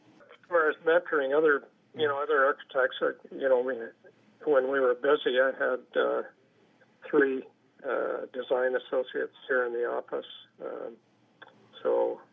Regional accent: Canada; being a Canadian, working in a foreign country

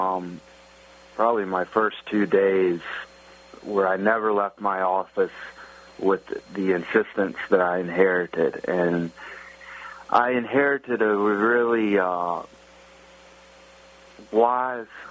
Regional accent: the South, Southern United States, United States; moved away as an adult; now in Pittsburgh, United States; being a Southerner my whole life

